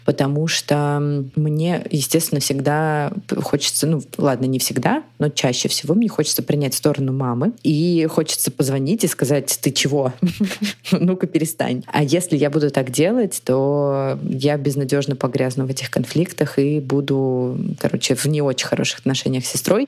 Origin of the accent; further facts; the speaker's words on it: Ukraine; в моем родном городе в Украине